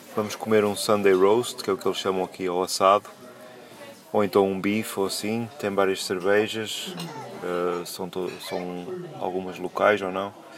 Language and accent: Portuguese; São João da Madeira, Aveiro District, Portugal; moved away as an adult; now in Wrexham, United Kingdom; sou de São João da Madeira e vivo em Wrexham, North Wales